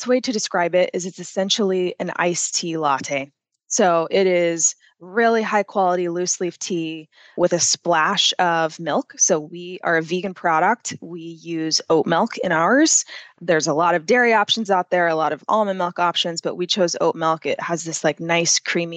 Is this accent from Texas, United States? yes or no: yes; Austin, Texas, United States; also born or lived in France / Thailand / Ireland; I'm from Austin, Texas, beautiful city, warm outside, an incredible place to be from